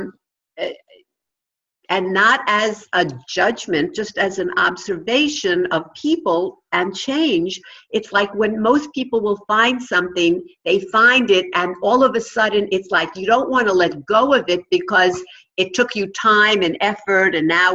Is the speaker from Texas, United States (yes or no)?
no; New York, United States; accent: New York; my New York accent